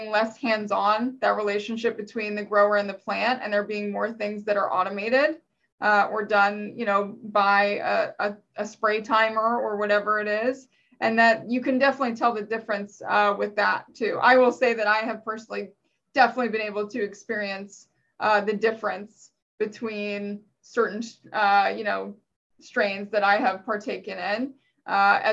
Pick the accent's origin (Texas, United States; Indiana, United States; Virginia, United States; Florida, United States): Virginia, United States; I'm from Virginia